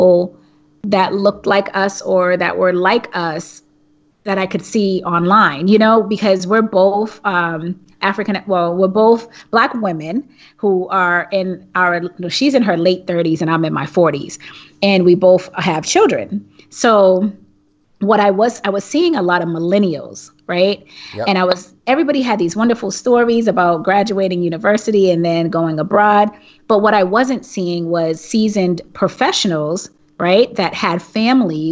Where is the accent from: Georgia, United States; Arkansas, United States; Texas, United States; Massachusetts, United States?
Massachusetts, United States; Boston; moved away as an adult; also born or lived in Maryland, D.C. and Virginia area; now in Thailand; Frantzces and I both are from Boston, and we both lived in the DMV